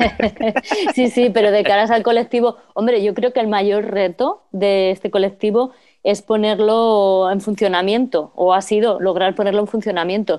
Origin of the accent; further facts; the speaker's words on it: Getafe, Community of Madrid, Spain; moved away; la red de, apoyo vecinal de Getafe, que es de donde yo vengo. Eh, mm. bueno, yo no colaboré porque ya no vivo allí